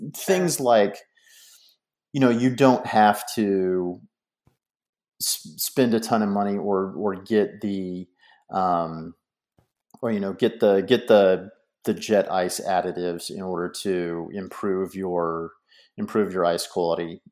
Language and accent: English; United States; as an American